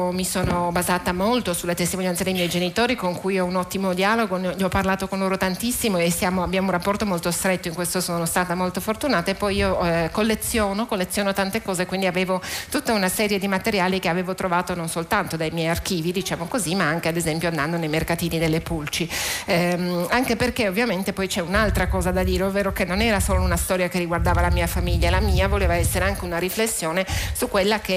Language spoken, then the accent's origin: Italian; Germany; E poi comunque come tedesca io mi sentivo sicuramente eh, responsabile del fare i conti con il mio passato